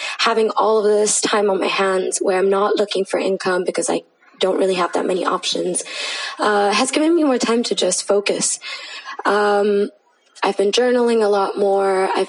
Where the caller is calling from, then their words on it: Mumbai, Maharashtra, India; I am recording currently from Mumbai, India.